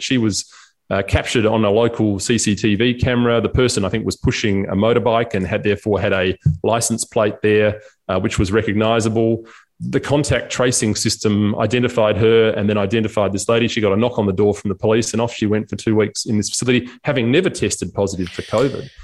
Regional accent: South Australia, Australia; South Australia, in fact, my home state

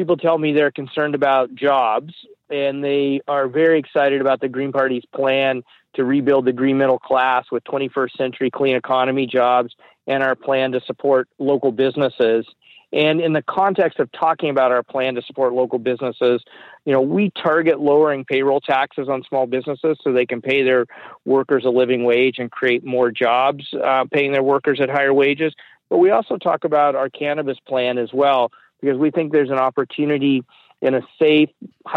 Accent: Guelph, Ontario, Canada; my hometown in Guelph

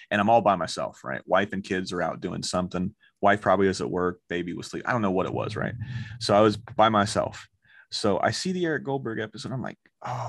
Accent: Orlando, Florida, United States; growing up in Orlando, Florida

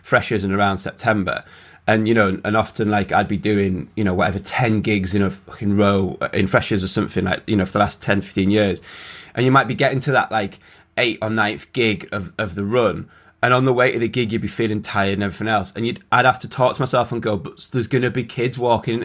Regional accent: Carlisle, North West England, United Kingdom; I grew up in Carlisle

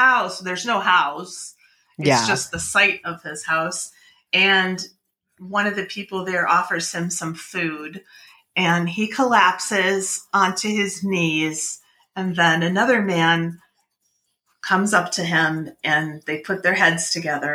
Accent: Wisconsin, United States; I grew up in Wisconsin, so I did visit a lot of farms when I was a kid

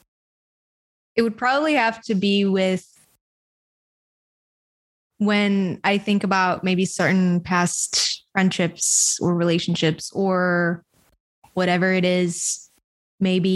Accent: Bulgaria; I grew up in a small country called Bulgaria in Eastern Europe

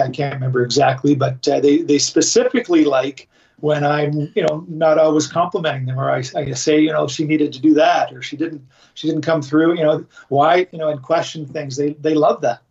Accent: Canada; I'm Canadian

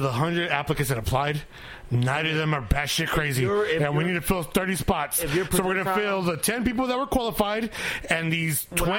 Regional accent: United States; Because I'm an American. I'm a fucking person.

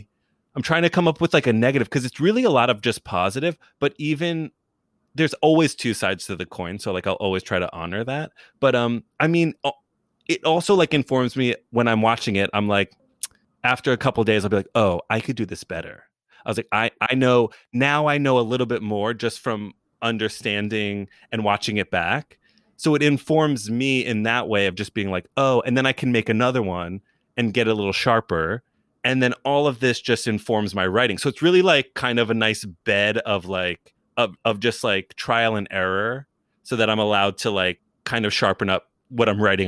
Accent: New York City, New York, United States; now in Los Angeles, United States; I'm from New York, lived in New York, went to college for a second in New York, worked in New York before I moved to LA.

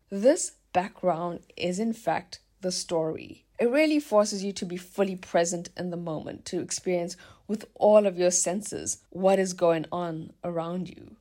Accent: South Africa; now in Germany; my small seaside hometown in South Africa

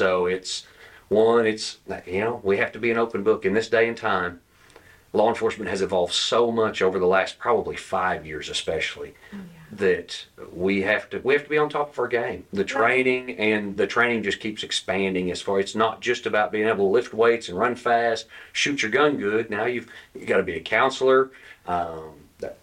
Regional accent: Tahlequah, Oklahoma, United States; Born and raised in Tahlequah, Oklahoma

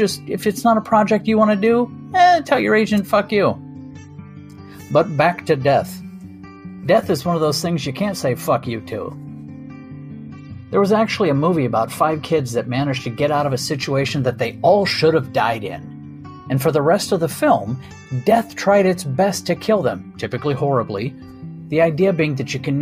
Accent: Ireland; I'm Irish

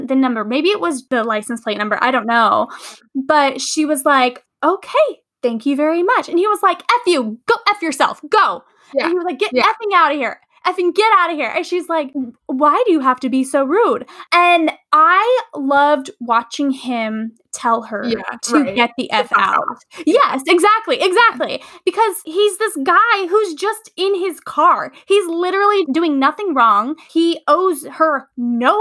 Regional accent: California, United States; I'm from California.

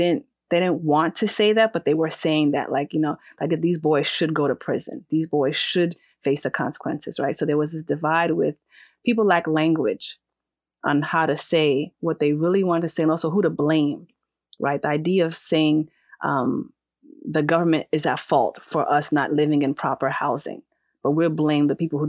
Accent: Ghana; So I'm not a Black woman in Ghana, right? I am a Khan. I have roots and history.

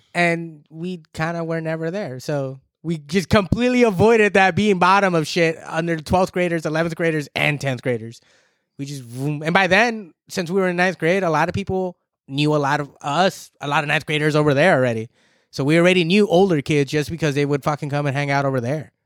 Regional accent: Southern California, United States; here, born and raised

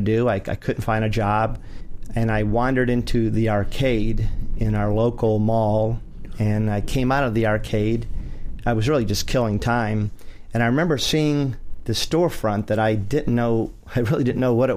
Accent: Cleveland, Ohio, United States; moved away; also born or lived in Florida; just like me, really a hop and a skip away from where I was raised

